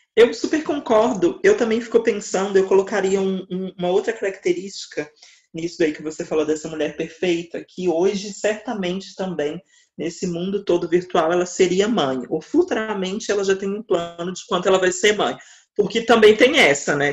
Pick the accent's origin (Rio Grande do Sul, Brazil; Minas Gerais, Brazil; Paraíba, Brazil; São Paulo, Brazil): Minas Gerais, Brazil; eu sou de Minas Gerais